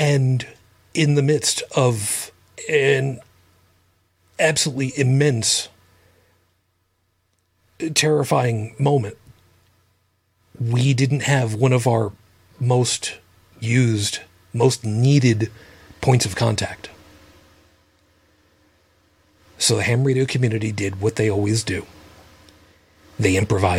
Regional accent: Babylon, New York, United States; We grew up in the township of Babylon

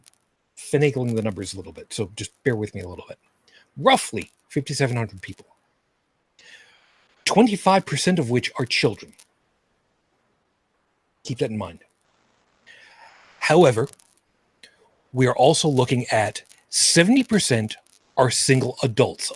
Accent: Long Island, New York, United States; where I grew up on Long Island, we had a third of an acre

